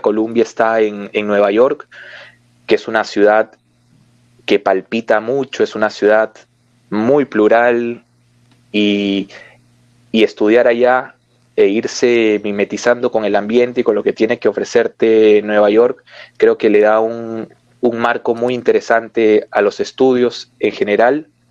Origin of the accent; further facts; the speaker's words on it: Peru; en mi país